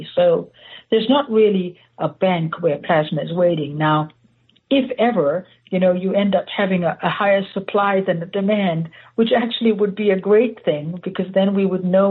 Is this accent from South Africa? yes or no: yes; South Africa; moved away as an adult; now in United States; I was born and raised in South Africa